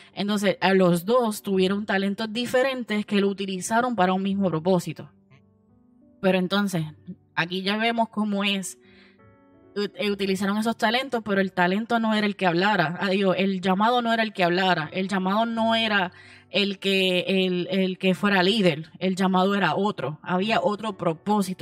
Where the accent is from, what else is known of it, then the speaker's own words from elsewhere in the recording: United States; moved away; yo me crié en Estados Unidos